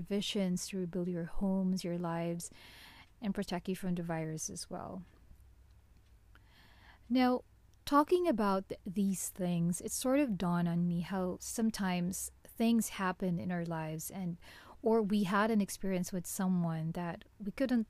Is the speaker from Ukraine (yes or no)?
no; Philippines; My hometown in the Philippines